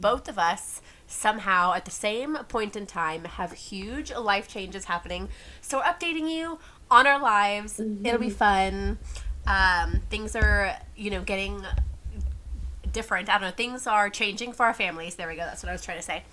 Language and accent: English; San Antonio, Texas, United States; I am born and raised in San Antonio. Have never lived anywhere else